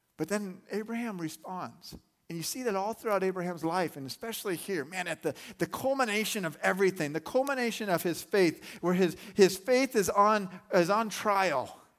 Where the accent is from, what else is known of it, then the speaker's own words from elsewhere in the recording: Arizona, United States; I grew up in Arizona